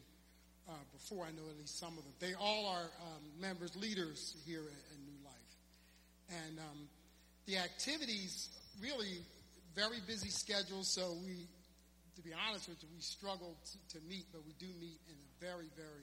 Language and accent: English; Philadelphia, Pennsylvania, United States; the church I grew up in West Philly